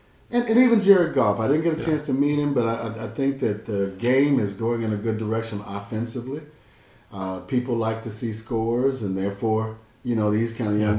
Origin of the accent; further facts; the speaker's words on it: Memphis, Tennessee, United States; I'm from Memphis.